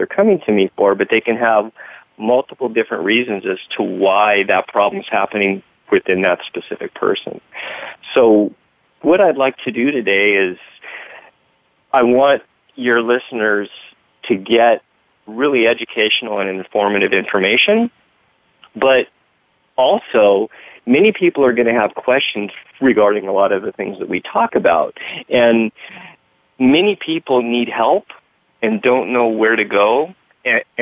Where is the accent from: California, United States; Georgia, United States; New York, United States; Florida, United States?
California, United States; Southern; I grew up in Southern California